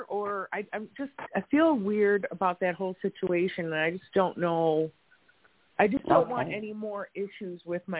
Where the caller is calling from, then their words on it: Wisconsin, United States; we're in Wisconsin right now.